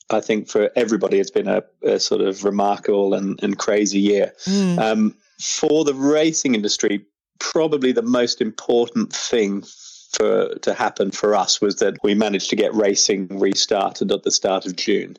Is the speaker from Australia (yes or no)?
yes; Australia; moved away as an adult; now in England, United Kingdom; growing up in Australia